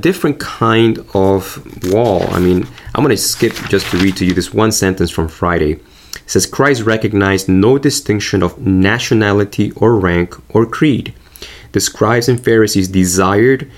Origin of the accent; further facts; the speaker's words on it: Argentina; moved away; I grew up in Argentina